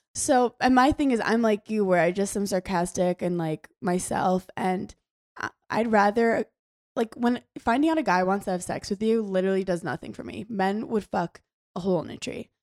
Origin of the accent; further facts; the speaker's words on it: New York, United States; I'm from New York